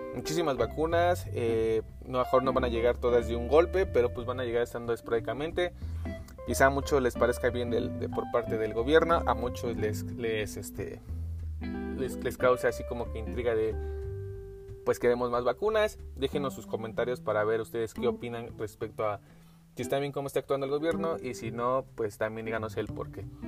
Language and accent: Spanish; Mexico; Somos mexicanos